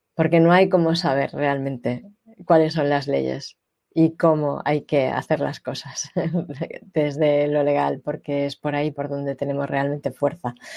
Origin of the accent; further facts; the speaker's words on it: Catalonia, Spain; yo nací y he vivido en Cataluña casi todos los años de mi vida.